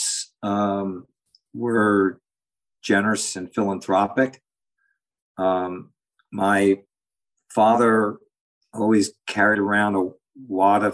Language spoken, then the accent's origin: English; New York City, New York, United States; I grew up in New York City, on the Upper East Side